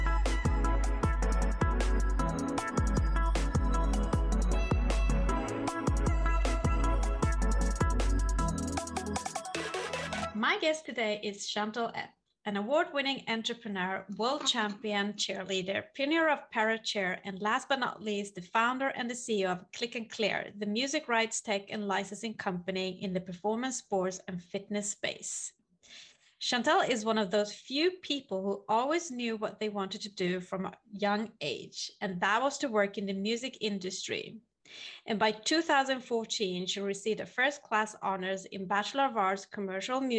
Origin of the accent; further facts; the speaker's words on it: Sweden; Sweden, my hometown